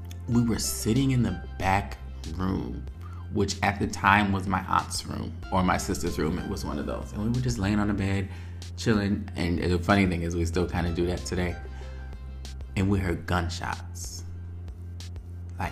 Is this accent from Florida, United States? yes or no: no; New Haven, Connecticut, United States; I was born in New Haven, Connecticut at St. Raphael Hospital